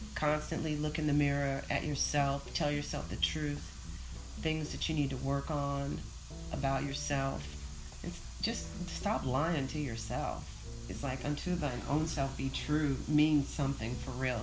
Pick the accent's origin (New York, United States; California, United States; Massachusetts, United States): California, United States; Oakland; moved away; also born or lived in Atlanta; I grew up in Oakland when the Black Panthers were rolling around in the streets